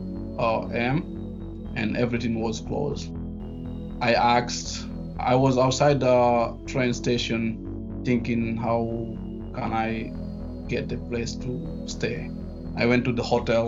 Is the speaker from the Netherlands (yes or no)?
no; Guinea; English is a second language; also born or lived in France; now in New York, United States; I was born in a little village in Guinea